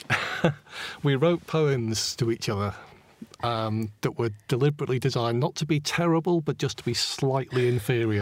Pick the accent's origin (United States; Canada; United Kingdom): United Kingdom; Stockport, North West England; moved away as an adult; also born or lived in Manchester / London; my hometown of Stockport, my original hometown anyway.